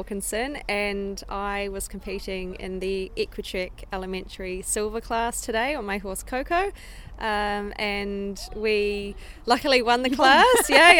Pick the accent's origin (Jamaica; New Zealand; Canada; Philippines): New Zealand; moved away as an adult; also born or lived in Germany; now in United Kingdom; So I'm from New Zealand, but my big dream has always been to come to Europe and try and compete and train internationally. And I moved to Germany at the beginning of 2016